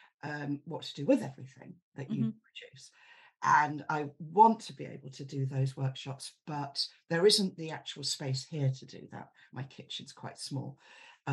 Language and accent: English; Yorkshire and the Humber, United Kingdom; moved away; I'm originally from Yorkshire